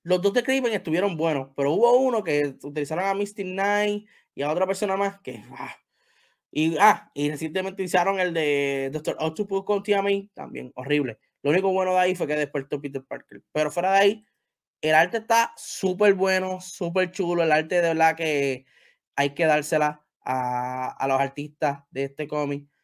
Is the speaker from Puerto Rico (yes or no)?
yes; Puerto Rico; Yo soy de Puerto Rico